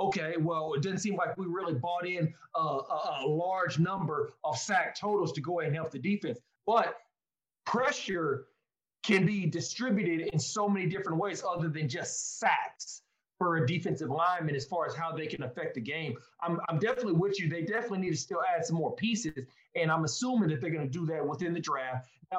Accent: Austin, Texas, United States; I'm from Austin.

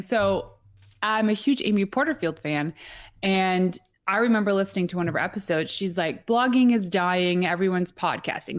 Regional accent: Atlantic Canada, Canada; we are from the East Coast, like, super East Coast that were, our time zone is actually Atlantic Canadian time zone

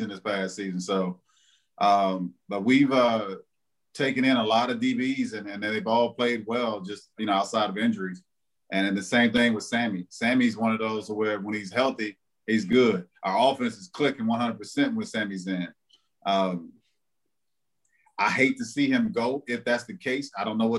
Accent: Texarkana, Arkansas, United States; also born or lived in Mississippi; I grew up in Arkansas, like Texarkana

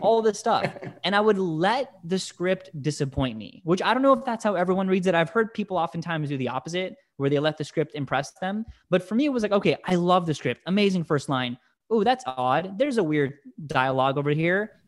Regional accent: United States; English is a second language; I'm an immigrant. I came to this country when I was, you know, four months old, but, but still, you know, growing up in a house of immigrants and English is my second language

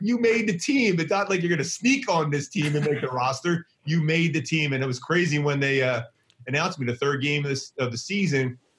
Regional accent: Philadelphia, Pennsylvania, United States; Growing up in Philly, where we played stickball on a schoolyard with 17 kids every day

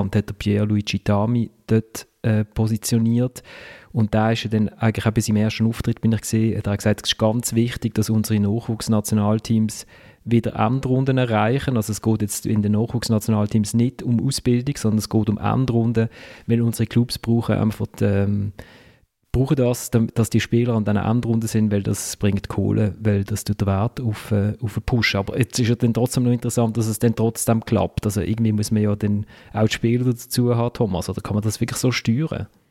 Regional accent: Switzerland; als Schweizer

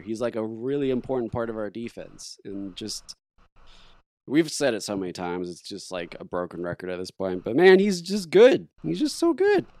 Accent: Oklahoma City, Oklahoma, United States; we're from Oklahoma City

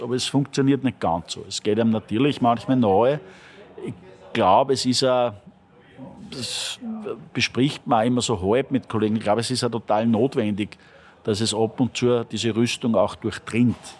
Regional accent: Linz, Upper Austria, Austria; born or raised there; now in Vienna, Austria

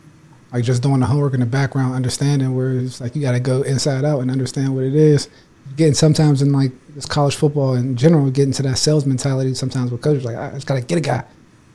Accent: Pittsburgh, Pennsylvania, United States; I wasn't the fastest guy growing up in Pittsburgh when I was coming up.

